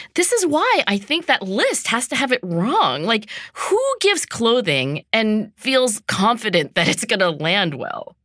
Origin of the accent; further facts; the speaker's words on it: Philadelphia, Pennsylvania, United States; my hometown here, Philadelphia